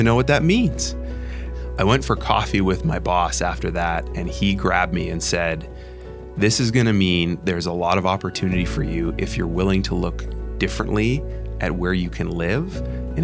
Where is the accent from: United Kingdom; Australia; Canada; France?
Canada; moved away as an adult; now in United States; moving from Canada to the United States, it was scary. It was scary for political reasons. It was scary for cultural reasons, my identity as a Canadian